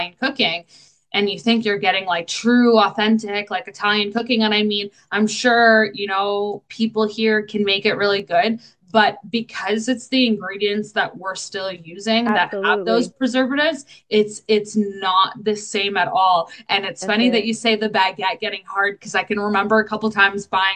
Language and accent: English; Canada; we're Canadian